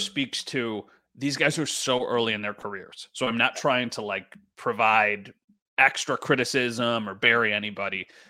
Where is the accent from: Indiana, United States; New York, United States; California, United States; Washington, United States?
New York, United States; Western; I am born and raised in Western New York